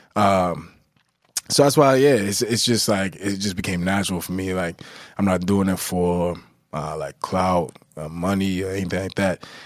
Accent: Newburgh, New York, United States; I'm from Newburgh

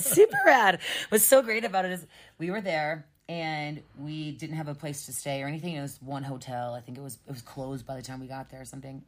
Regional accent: Ohio, United States; I'm from Ohio.

